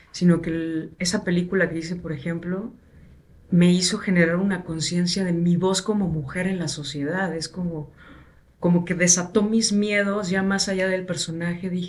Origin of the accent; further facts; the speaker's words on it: Minatitlán, Veracruz, Mexico; yo crecí en Veracruz